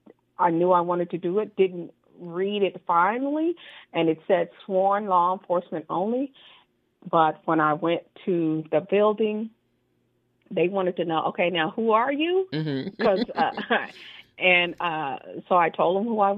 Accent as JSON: {"language": "English", "town": "Trenton", "region": "New Jersey", "country": "United States", "also_born_or_lived": "San Diego, California", "moved": "yes", "said": "I am originally from Trenton, New Jersey."}